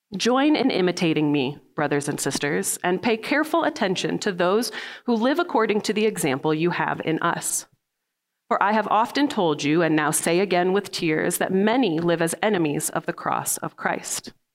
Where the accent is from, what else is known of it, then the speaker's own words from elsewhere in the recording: Midwest, United States; now in Salt Lake City, United States; I'm from the Midwest